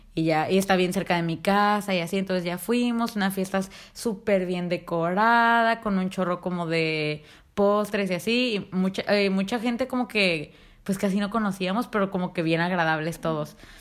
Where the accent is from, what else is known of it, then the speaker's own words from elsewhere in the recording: Mexico; soy mexicana